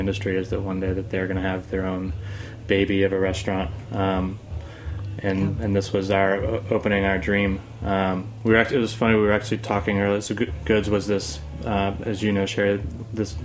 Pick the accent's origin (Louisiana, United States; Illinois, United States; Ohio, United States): Louisiana, United States; Covington; moved away as an adult; also born or lived in New Orleans, Louisiana / Madisonville, Louisiana; now in New York, United States; I'm from, born and raised, New Orleans